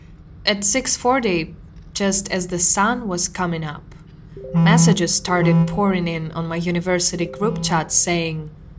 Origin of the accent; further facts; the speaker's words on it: Kyiv, Ukraine; I was born in Kyiv, lived my whole life in Kyiv. My mom, my dad, my Vlad, my friends, everyone I know is here.